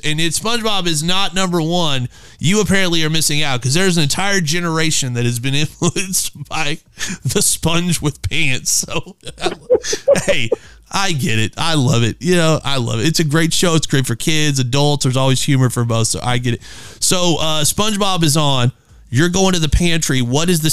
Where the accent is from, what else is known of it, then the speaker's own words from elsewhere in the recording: Midwest, United States; I'm from the Midwest